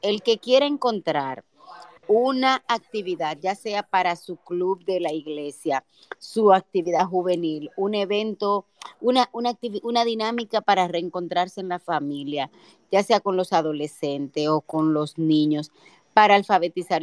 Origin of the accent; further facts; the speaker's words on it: Dominican Republic; nosotros no somos la República Dominicana que era hace 30 años